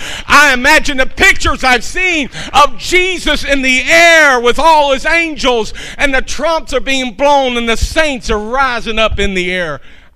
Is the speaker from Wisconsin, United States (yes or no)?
no; Kentucky, United States; I'm from Kentucky